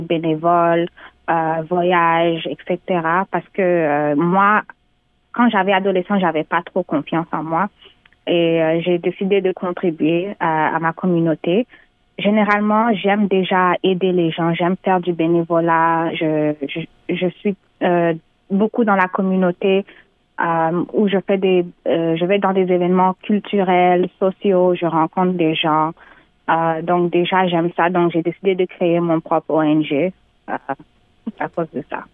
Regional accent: Canada; née au Canada d'origine guinéenne

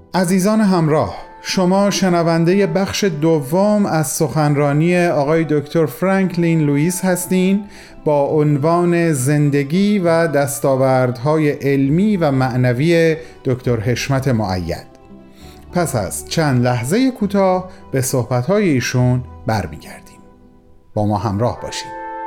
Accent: Iran; first language Persian; moved away; کسانی که مثل من دور از ایران زندگی میکنن

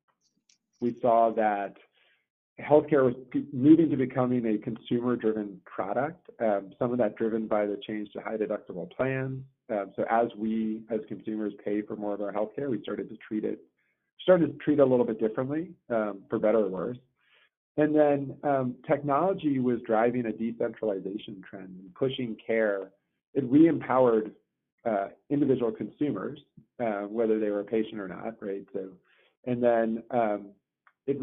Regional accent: North Carolina, United States; born or raised there; also born or lived in Johannesburg, South Africa

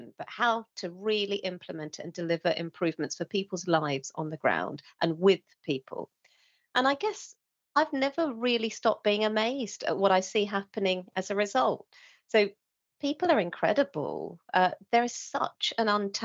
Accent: England, United Kingdom; a Sri Lankan woman growing up in England

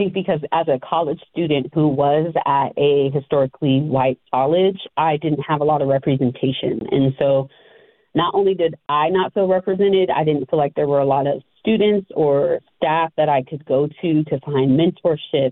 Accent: Northern California, United States; moved away as an adult; also born or lived in Chico, California; now in Las Vegas, United States; I'm from California, born and raised in Northern California in particular.

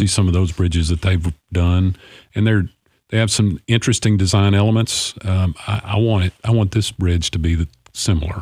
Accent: Clarksville, Tennessee, United States; of this beautiful city. It's my hometown

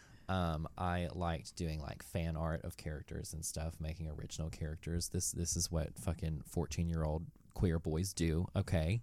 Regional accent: Knoxville, Tennessee, United States; I'm from Knoxville, Tennessee

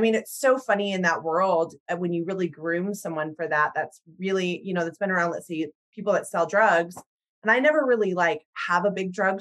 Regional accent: Salt Lake City, Utah, United States; also born or lived in Houston; now in Missoula, United States; I'm from Salt Lake City, Utah, and I wasn't of the predominant faith there

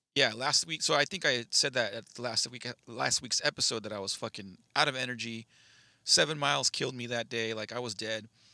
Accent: United States; I'm American

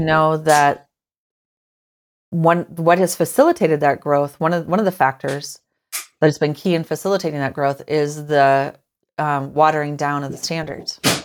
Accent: Forest City, Iowa, United States; I grew up in Iowa. Um, I you know born and raised, born in a little town called Forest City

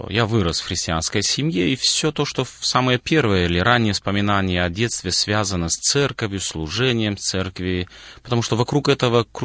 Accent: Moldova; born there; родился в Молдове, как и большинство людей советского периода прошлого родился в стране, которая на то время была достаточно закрытой, но семья у нас была христианская.

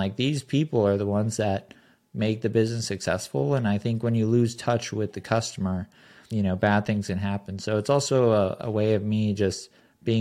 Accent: Southern California, United States; I grew up in Southern California

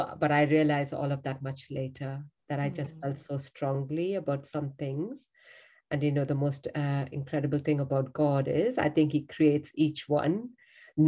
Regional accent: India; I'm from India. Grew up in a home

